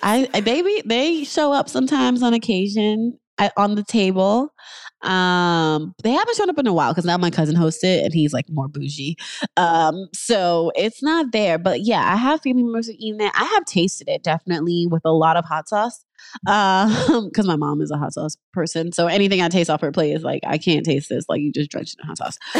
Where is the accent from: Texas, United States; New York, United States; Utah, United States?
New York, United States; moved away as an adult; also born or lived in Harlem; now in Los Angeles, United States; I'm in L A, I'm originally from New York